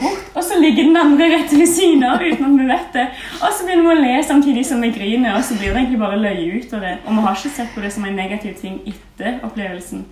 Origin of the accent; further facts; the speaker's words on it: a small village in Rogaland, Norway; jeg bare kommer fra ei lita bygd i Rogaland